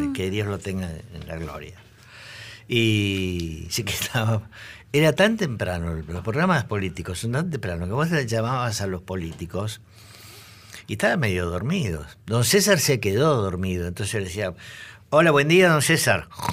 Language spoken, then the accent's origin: Spanish; Buenos Aires, Argentina; yo soy del Buenos Aires, soy el típico zurdito del Nacional Buenos Aires de aquella época